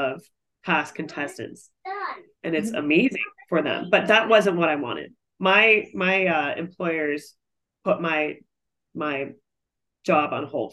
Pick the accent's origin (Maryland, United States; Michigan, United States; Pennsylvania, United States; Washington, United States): Washington, United States; North Bend; moved away as an adult; also born or lived in South Florida / Russia; I'm from Seattle, outside of Seattle, a small town called North Bend, Washington